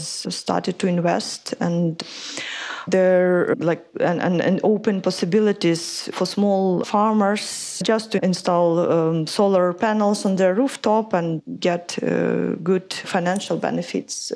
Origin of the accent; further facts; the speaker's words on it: Ukraine; moved away as an adult; also born or lived in London; I come from Ukraine and I did an environmental studies back in Ukraine